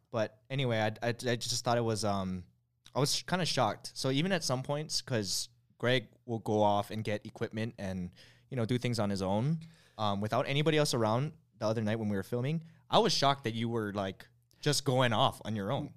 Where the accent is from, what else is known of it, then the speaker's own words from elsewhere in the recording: Hawaii, United States; growing up in Hawaii